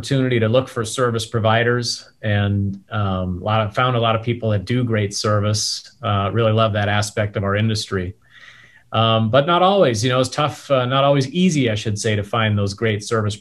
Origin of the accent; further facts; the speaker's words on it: North Dakota, United States; moved away as an adult; also born or lived in Austria; I grew up in North Dakota